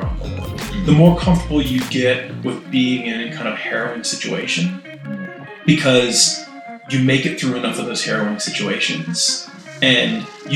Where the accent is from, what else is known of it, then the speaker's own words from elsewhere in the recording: United States; moved away as an adult; also born or lived in Danville, Virginia / Raleigh, North Carolina; now in New York, United States; I grew up in Danville, Virginia, and Raleigh, North Carolina, and moved to New York when I was 18